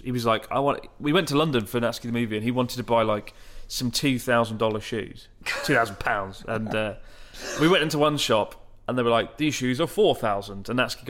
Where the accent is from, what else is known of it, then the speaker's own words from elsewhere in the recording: Germany; I'm a teacher from Germany.